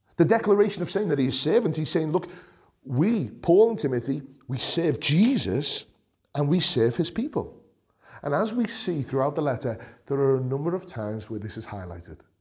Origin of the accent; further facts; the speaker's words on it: Liverpool, North West England, United Kingdom; accent: Scouse; as a scouser, as a, someone who's proud of coming from Liverpool